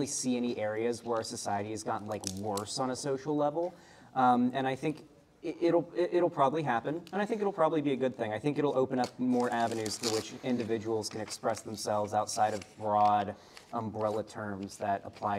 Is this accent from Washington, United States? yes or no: no; Florida, United States